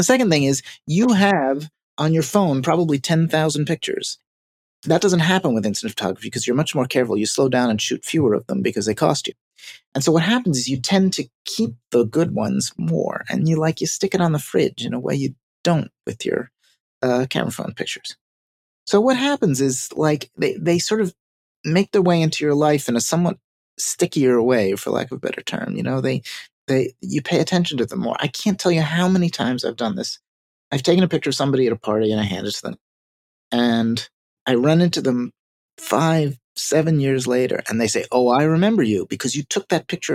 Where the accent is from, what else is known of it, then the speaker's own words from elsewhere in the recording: New York City, New York, United States; I am a New Yorker